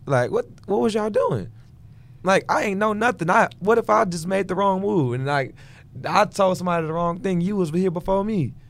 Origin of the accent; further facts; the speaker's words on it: Houston, Texas, United States; I'm from Houston, Texas